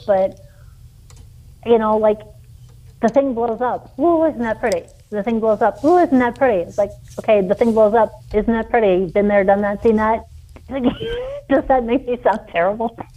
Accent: New York City, New York, United States; moved away; I grew up in New York City

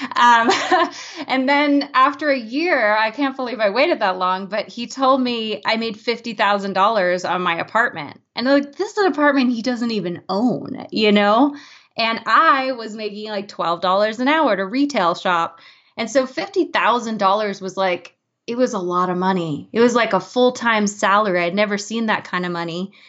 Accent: Boulder, Colorado, United States; my hometown

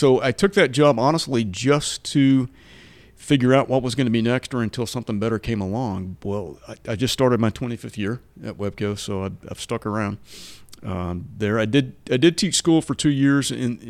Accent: Manford, Oklahoma, United States; And we both are from Oklahoma. She's from Vinita, and I grew up in Manford.

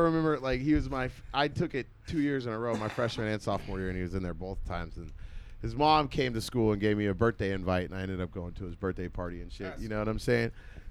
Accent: Oakland, California, United States; I'm from Oakland.

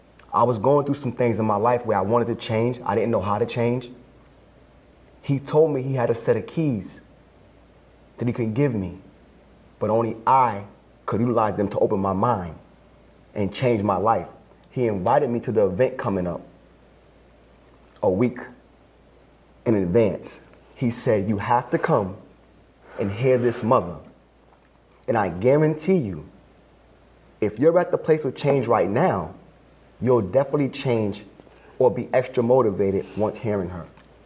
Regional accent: Brockton, Massachusetts, United States; I grew up in Brockton around wonderful Cape Verdean people.

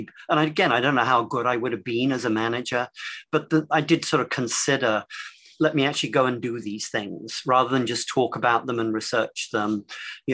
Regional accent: England, United Kingdom; moved away as an adult; also born or lived in London; now in United States; I'm English

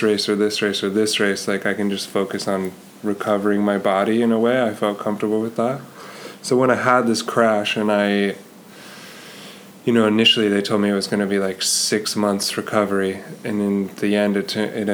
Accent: Colorado, United States; the USA Pro Challenge, which is basically the Tour of Colorado, was starting in my hometown

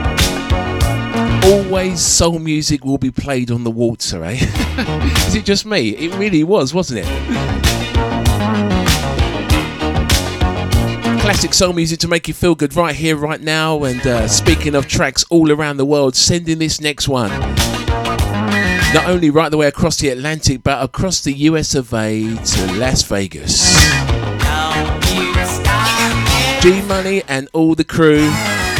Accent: London, United Kingdom; my early youth growing up in London town

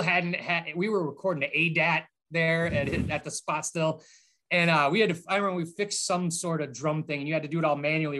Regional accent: Boston, Massachusetts, United States; moved away as an adult; also born or lived in Framingham, Massachusetts; now in Midwest, United States; I lived in Boston forever

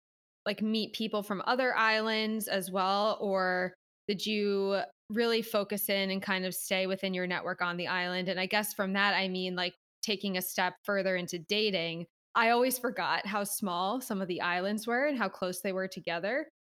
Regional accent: East Coast, United States; moved away; also born or lived in Philadelphia / Los Angeles; I'm from the East Coast. But when I lived in Philly, I found it a lot easier for me to make friends. But then when I moved to LA, I had a very different experience.

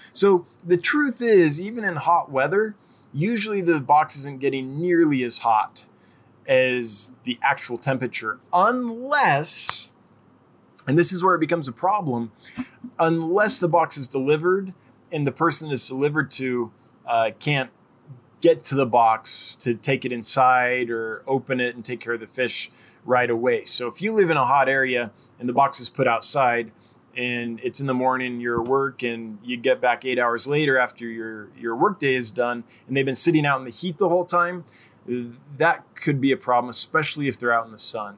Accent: California, United States; I'm from California

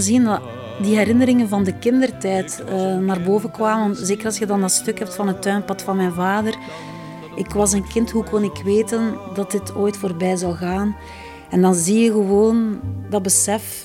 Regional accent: Flanders, Belgium; we zeker als Vlamingen

